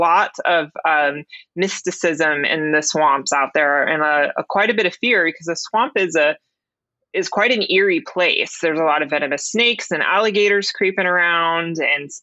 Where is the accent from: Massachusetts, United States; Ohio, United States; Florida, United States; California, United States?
Florida, United States; I grew up in Florida and grew up in the South